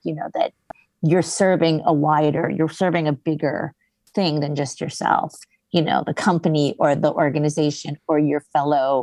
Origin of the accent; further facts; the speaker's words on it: Hawaii, United States; when I was growing up in Hawaii